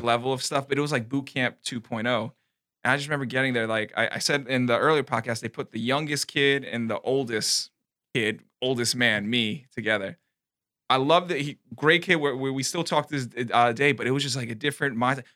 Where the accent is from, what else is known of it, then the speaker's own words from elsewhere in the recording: New York City, New York, United States; moved away; I'm from New York